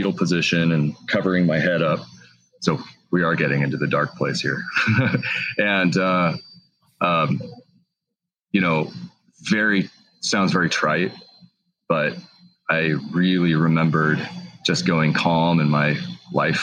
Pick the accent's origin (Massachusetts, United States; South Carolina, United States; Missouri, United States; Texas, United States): Texas, United States; Fort Worth; now in Washington, United States; I grew up in Texas, Fort Worth, Texas.